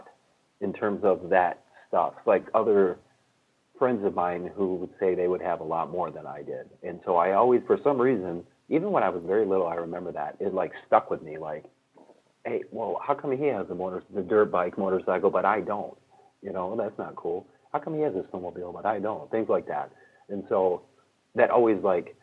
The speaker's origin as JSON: {"language": "English", "region": "Michigan", "country": "United States", "tie": "born or raised there", "also_born_or_lived": "California", "said": "I grew up in Michigan"}